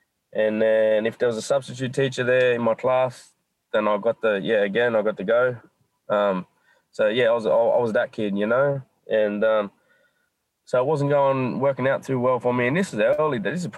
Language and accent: English; Nowra, New South Wales, Australia; moved away as an adult; now in Sydney, Australia; I left Nowra, you know. I was born and raised down